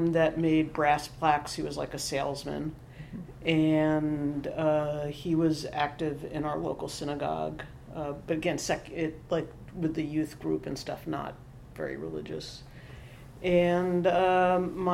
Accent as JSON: {"language": "English", "town": "New York City", "region": "New York", "country": "United States", "tie": "born or raised there", "also_born_or_lived": "Boston", "said": "So I was born in New York City. I grew up in Stuyvesant Town, which is a small middle-class housing development on the east side of Manhattan"}